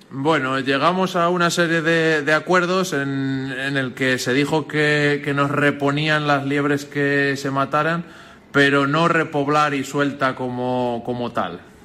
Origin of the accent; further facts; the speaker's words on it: Nava del Rey, Castile and León, Spain; agricultores y cazadores somos vecinos de Nava del Rey